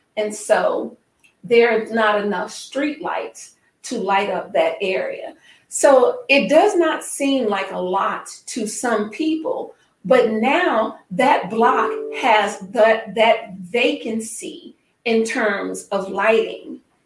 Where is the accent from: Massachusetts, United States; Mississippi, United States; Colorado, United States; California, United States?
Mississippi, United States; now in Chicago, United States; I am from Mississippi